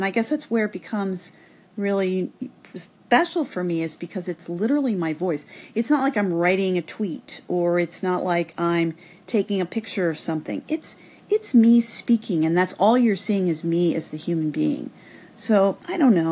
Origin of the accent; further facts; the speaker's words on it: Cincinnati, Ohio, United States; my hometown, Cincinnati